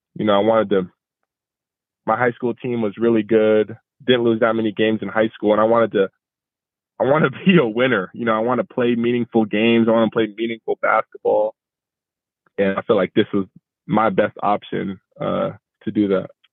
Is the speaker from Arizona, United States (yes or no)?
yes; Arizona, United States; moved away as an adult; now in San Diego, United States; I am from Arizona